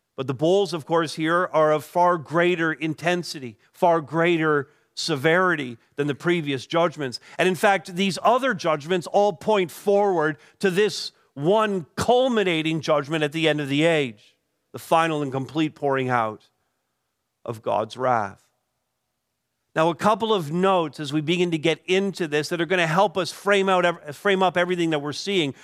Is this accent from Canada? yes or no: yes; Canada; we as Canadian Christians